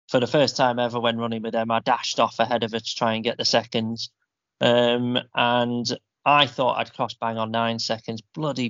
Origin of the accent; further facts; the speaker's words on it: Yorkshire and the Humber, United Kingdom; We're from Yorkshire.